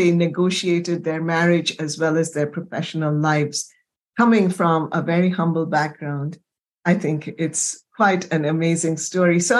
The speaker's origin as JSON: {"language": "English", "town": "Kolkata", "region": "West Bengal", "country": "India", "tie": "born or raised there", "said": "Well, you know, Kolkata uh, just holds such a dear place in my heart yes, because I grew yes. up in that city many years."}